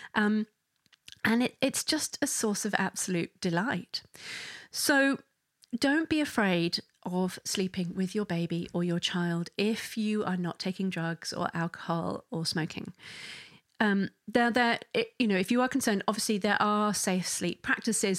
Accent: England, United Kingdom; I'm English

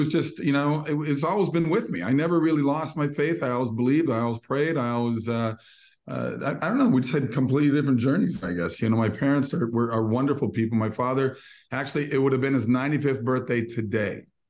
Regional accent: Minnesota, United States; I grew up in Minnesota, typical Norwegian boy. I grew up in a Lutheran church, St. John's Lutheran Church.

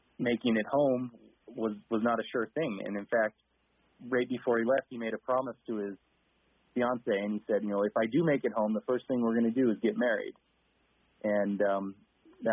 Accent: Rock Springs, Wyoming, United States; growing up in Rock Springs, it's like we said, it's a beautiful place

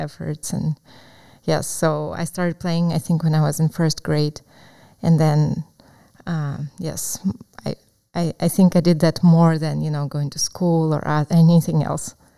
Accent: Crimea, Ukraine; English is a second language; moved away as an adult; now in United States; Yes, I was born in Ukraine, in Crimea, which is in the south of Ukraine, and um, it's a peninsula.

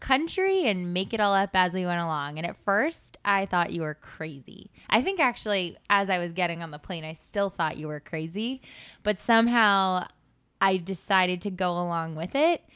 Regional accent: Santa Monica, California, United States; moved away as an adult; also born or lived in Rhode Island; now in New York City, United States; I am from Santa Monica, California, and I moved out to the East Coast when I went to college at the University of Rhode Island

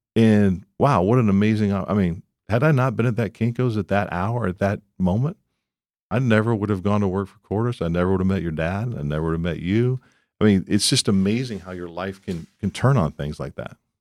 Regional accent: Columbus, Ohio, United States; moved away as an adult; also born or lived in Houston, Texas; now in Dallas, United States; I grew up in Columbus, Ohio

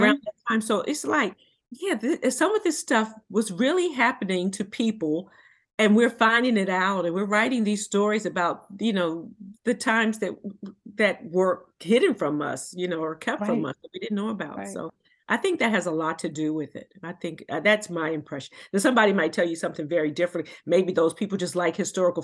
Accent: Washington, District of Columbia, United States; I was born and raised in Washington, D.C.

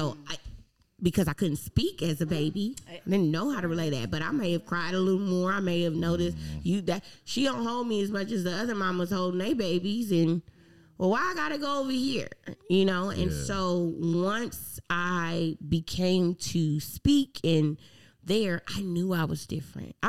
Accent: California, United States; moved away as an adult; also born or lived in Alabama; when I was growing up in California, we had tutors

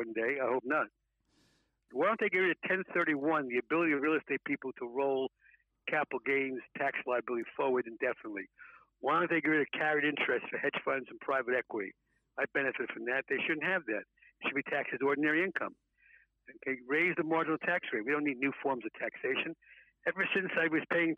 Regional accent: New York City, New York, United States; I grew up poor in the South Bronx

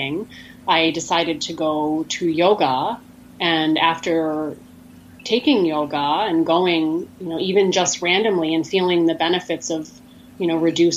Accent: Maine, United States; now in Valparaiso, United States; my background, I grew up in Maine, which I miss very much

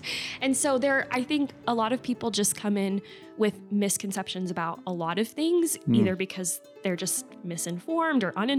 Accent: West Chicago, Illinois, United States; I grew up in the suburbs of Chicago, West Chicago specifically, and I grew up in a believing home.

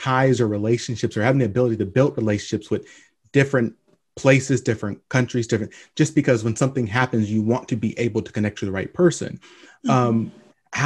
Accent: Long Beach, California, United States; moved away; also born or lived in Lynwood, California; I was born in Linwood, California. Spent most of my life in Long Beach, and then moved out to the desert.

